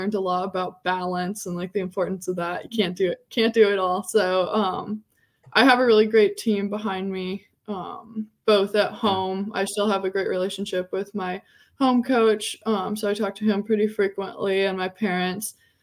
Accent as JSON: {"language": "English", "region": "Alaska", "country": "United States", "tie": "born or raised there", "moved": "as an adult", "lives_now": "Austin, United States", "said": "growing up in Alaska"}